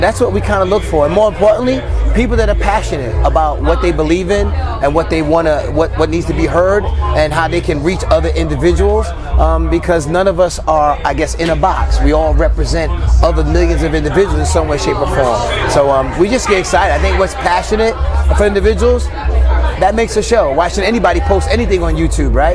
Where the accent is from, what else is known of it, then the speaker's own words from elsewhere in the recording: New York, United States; I'm from New York, so we're close to Philly